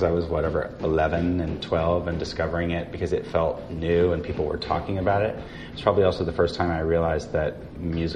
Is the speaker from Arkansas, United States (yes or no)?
yes; Fayetteville, Arkansas, United States; moved away; I grew up in Fayetteville, Arkansas